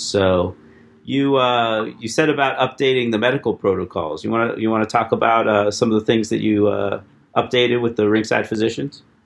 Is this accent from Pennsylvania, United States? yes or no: yes; Erie, Pennsylvania, United States; from my hometown, Erie, PA.